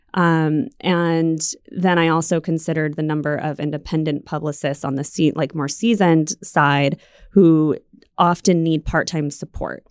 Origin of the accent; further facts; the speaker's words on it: Silver City, New Mexico, United States; moved away as an adult; also born or lived in San Diego / New York City; I grew up in Silver City